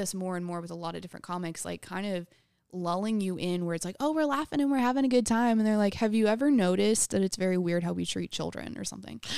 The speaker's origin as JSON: {"language": "English", "town": "New Braunfels", "region": "Texas", "country": "United States", "tie": "born or raised there", "said": "I grew up in New Braunfels, Texas"}